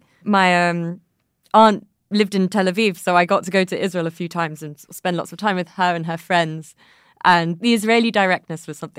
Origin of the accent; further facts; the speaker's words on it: United Kingdom; as a British person, I feel like I'm deeply unconfrontational and also unable to talk about my feelings.